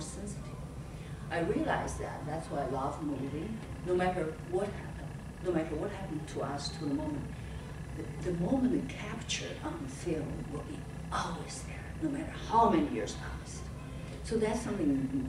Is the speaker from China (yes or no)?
yes; China; English is a second language; moved away as an adult; also born or lived in New York; my English poor, I'm from China.